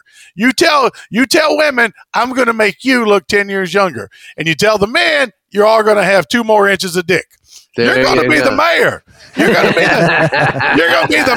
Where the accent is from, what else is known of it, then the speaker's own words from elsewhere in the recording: Danville, Virginia, United States; moved away; also born or lived in San Diego; I grew up in Danville, Virginia